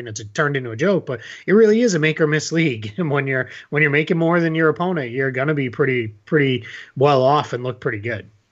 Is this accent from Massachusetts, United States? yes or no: yes; Boston, Massachusetts, United States; I'm originally from Boston